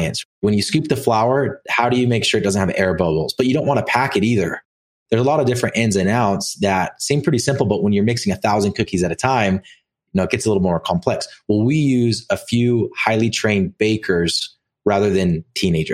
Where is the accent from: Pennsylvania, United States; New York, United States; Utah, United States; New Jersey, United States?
Utah, United States; Orem; I grew up in Orem, Utah